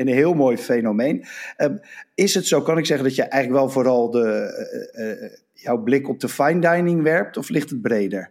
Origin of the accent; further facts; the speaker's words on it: Rotterdam, South Holland, Netherlands; Ik ben Rotterdammer, woon in Rotterdam.